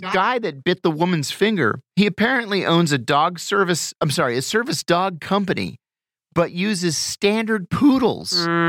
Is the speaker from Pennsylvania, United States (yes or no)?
yes; Pennsylvania, United States; moved away; I went home to my hometown in Pennsylvania over the weekend